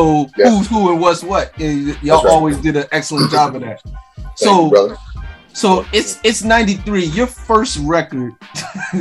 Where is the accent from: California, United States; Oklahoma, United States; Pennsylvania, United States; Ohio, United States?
Pennsylvania, United States; Philadelphia; I'm from North Philly